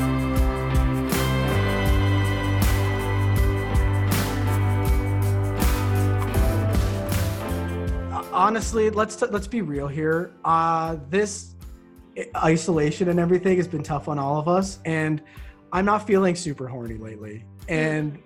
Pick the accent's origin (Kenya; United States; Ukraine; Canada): Canada; I'm Canadian